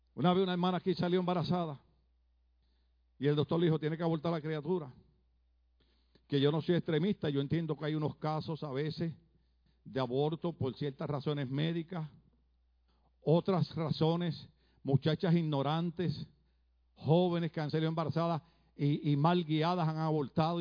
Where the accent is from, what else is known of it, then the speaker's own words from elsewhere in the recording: Puerto Rico; moved away as an adult; now in California, United States; En mi país, Puerto Rico